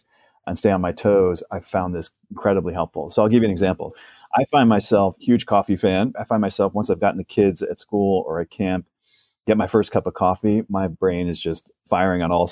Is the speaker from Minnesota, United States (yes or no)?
no; White House Station, New Jersey, United States; moved away as an adult; also born or lived in Naperville, Illinois; now in San Francisco Bay Area, United States; Moved to New Jersey when I was 5 years old and grew up there, got married there, had my first job there. So I'm a Jersey guy